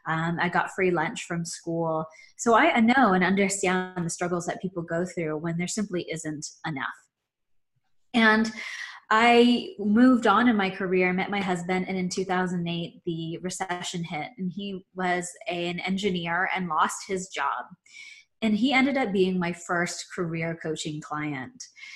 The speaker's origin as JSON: {"language": "English", "country": "Philippines", "tie": "born there", "said": "I was born in the Philippines."}